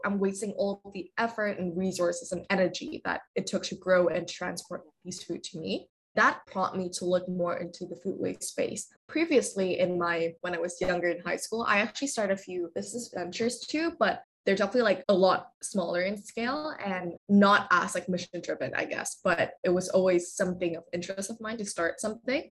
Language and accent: English; Vietnam; moved away as an adult; now in Vancouver, Canada; I am originally from Vietnam. So I grew up there and then I moved to uh, Vancouver when I was around like 18 for university